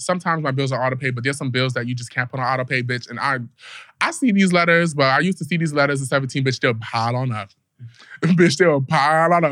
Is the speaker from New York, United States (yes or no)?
yes; New York, United States; In New York, I feel like we all grow up at the age of 5